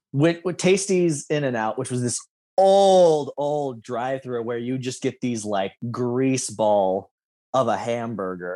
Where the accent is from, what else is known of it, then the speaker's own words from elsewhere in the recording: Lincoln, Nebraska, United States; as suburban of an area as you know we grew up in in Lincoln.